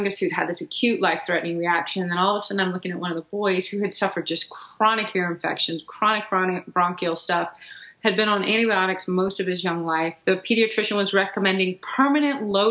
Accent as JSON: {"language": "English", "town": "Houston", "region": "Texas", "country": "United States", "tie": "born or raised there", "said": "we grew up in Houston"}